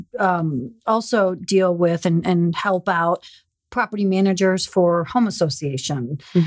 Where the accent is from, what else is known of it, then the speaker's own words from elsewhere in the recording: Chicago, Illinois, United States; I'm from Chicago, yeah.